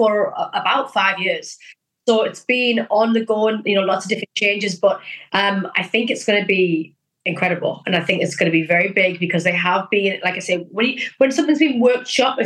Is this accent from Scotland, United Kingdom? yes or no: no; North East England, United Kingdom; I'm originally from the Northeast.